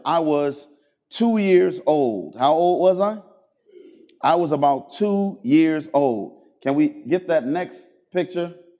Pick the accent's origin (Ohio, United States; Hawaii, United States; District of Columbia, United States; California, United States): Ohio, United States; Cleveland; I grew up in Cleveland, Ohio